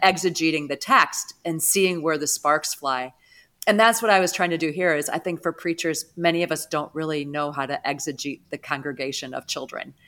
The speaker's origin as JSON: {"language": "English", "town": "St. Louis", "region": "Missouri", "country": "United States", "tie": "born or raised there", "moved": "yes", "lives_now": "Atlanta, United States", "said": "I grew up in the St. Louis area"}